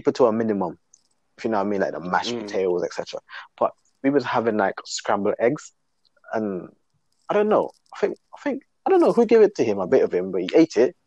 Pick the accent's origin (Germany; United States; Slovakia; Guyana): Guyana; moved away; I was born in Guyana